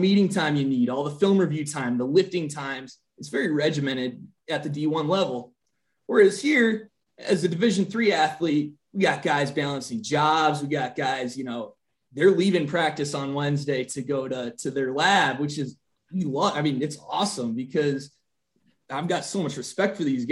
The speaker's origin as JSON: {"language": "English", "town": "Green Bay", "region": "Wisconsin", "country": "United States", "also_born_or_lived": "Minnesota", "moved": "yes", "said": "I'm originally from, you know, the state of Wisconsin. I'm from Green Bay"}